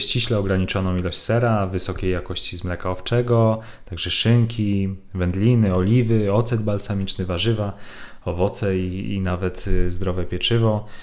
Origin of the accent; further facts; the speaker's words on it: Łódź, Łódź Voivodeship, Poland; u nas w Łodzi